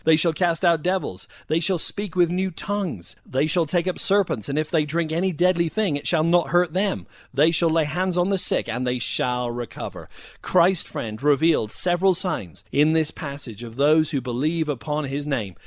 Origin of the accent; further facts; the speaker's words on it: United Kingdom; now in United States; I was raised in an Anglican background in the U K. I experienced a dry and dusty religion for many years. I came to the U S